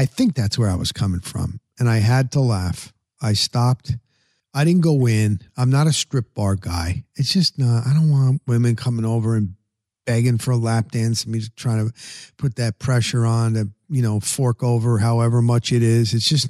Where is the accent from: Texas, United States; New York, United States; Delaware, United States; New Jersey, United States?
New Jersey, United States; now in Tampa, United States; I'm from Jersey.